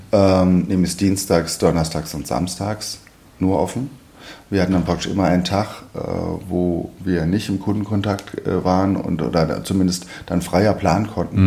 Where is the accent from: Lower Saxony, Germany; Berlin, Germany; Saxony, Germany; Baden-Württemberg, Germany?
Berlin, Germany; als Berliner